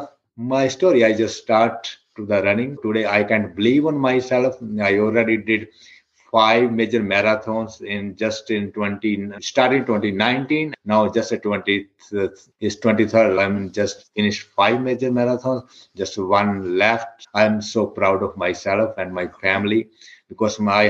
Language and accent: English; India; moved away as an adult; now in United States; I'm from India. When I came, we moved from India, I believe it's 2007 in the US.